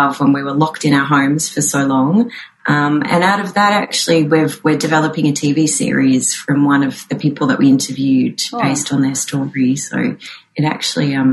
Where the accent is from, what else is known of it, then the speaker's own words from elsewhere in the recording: Australia; moved away as an adult; also born or lived in Udine, Italy; I was born in Australia, but my father and my husband are Italian, and I lived in Italy and made my first feature film there in 2016. And I lived for 6 years in Udine